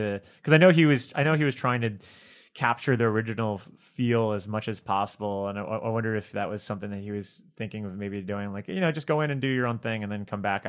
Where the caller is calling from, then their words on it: Chicago, Illinois, United States; We're in Chicago, but I'm not a Chicago Bulls fan.